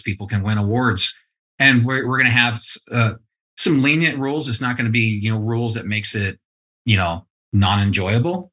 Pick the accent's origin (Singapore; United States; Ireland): United States; East Texas; now in Southern California, United States; I was raised in East Texas